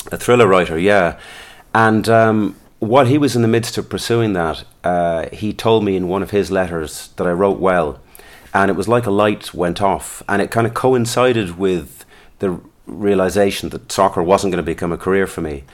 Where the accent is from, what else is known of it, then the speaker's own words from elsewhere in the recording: Listowel, Munster, Ireland; also born or lived in London; I was born in London, brought up there till I was eight. Then we moved to Lestowyn in County Kerry.